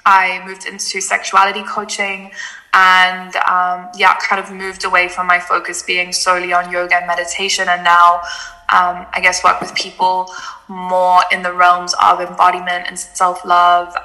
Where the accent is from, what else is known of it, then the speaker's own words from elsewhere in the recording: Cape Town, Western Cape, South Africa; also born or lived in Germany; I was born in Germany, but I moved to South Africa, to Cape Town, when I was 3 years old and grew up there for most of my life